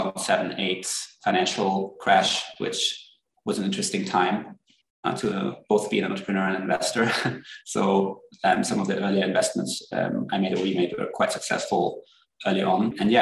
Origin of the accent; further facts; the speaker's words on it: Germany; also born or lived in France / United Kingdom; So I'm originally from Germany. I grew up in Bern, half Swedish, half German actually, and spent most of my youth in Europe, in Germany, France, and the UK.